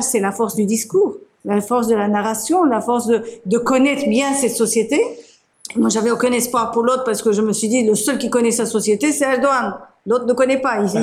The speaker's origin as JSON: {"language": "French", "country": "Turkey", "moved": "yes", "said": "Je suis de Turquie"}